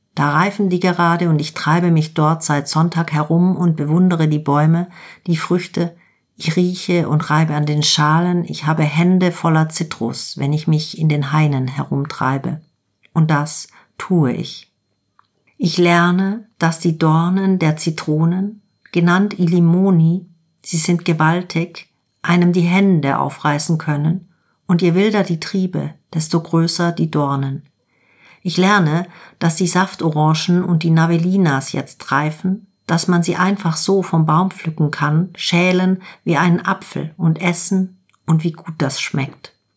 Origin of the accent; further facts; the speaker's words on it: Germany; bei uns in Deutschland